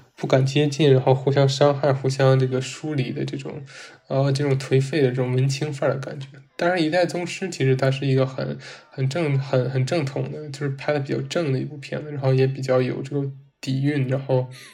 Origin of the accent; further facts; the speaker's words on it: China; 我们作为中国人